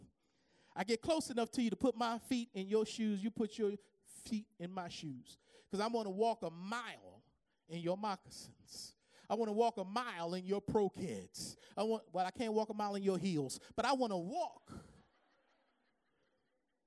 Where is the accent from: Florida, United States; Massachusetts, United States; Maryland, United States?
Maryland, United States; Baltimore; growing up in the Baptist church down on Poplar Grove Street in Baltimore